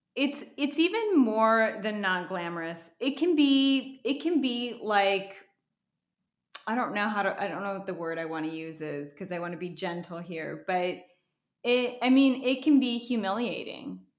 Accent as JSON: {"language": "English", "region": "Wisconsin", "country": "United States", "tie": "born or raised there", "also_born_or_lived": "Minnesota", "moved": "as an adult", "lives_now": "Los Angeles, United States", "said": "I grew up in Wisconsin"}